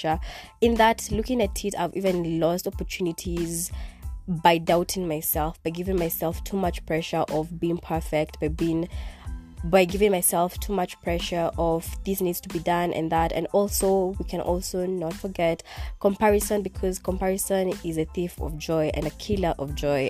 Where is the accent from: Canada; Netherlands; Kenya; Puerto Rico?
Kenya; first language Kikuyu; English is a second language; in my language, because Swahili is not my first language, but in my other language, which is Kikuyu